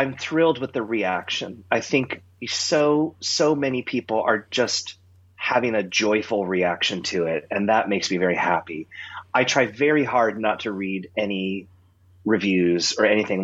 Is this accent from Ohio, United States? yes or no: no; Southern California, United States; I grew up in Southern California